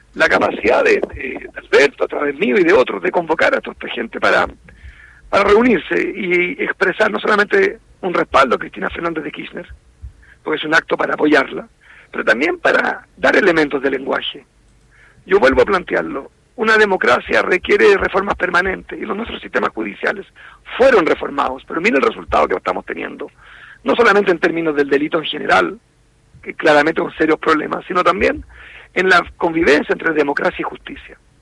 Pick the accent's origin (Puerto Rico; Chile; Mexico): Chile; Me cuesta estar en mi país